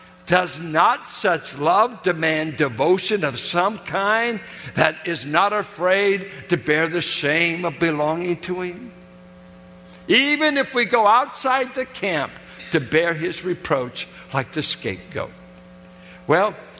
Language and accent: English; United States; I'm an American Christian